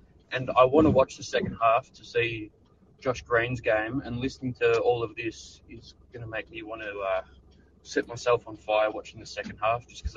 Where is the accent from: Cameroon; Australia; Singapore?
Australia; I'm from Australia